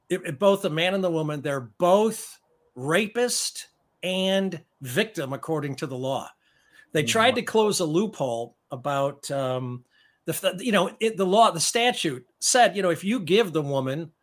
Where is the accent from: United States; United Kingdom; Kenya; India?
United States; Chicago, Illinois; also born or lived in Evanston, Illinois; I grew up in South Evanston and in the north side of Chicago